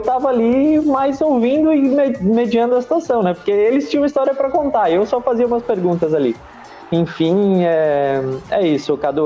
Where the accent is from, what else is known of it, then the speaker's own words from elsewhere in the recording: Criciúma, Santa Catarina, Brazil; a gente que é de Criciúma, eu nasci em Criciúma, eu, eu falo com orgulho que eu sou carvoeiro